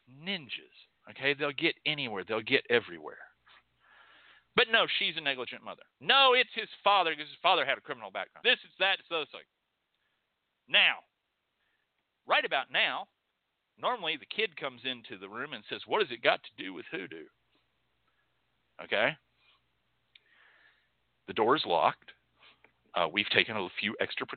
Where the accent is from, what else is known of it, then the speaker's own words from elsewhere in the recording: Texas, United States; I come from Texas